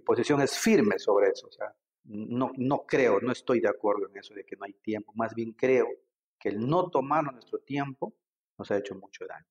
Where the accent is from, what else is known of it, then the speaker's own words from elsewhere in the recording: Iquitos, Loreto, Peru; moved away as an adult; also born or lived in Lima; yo soy grimagüino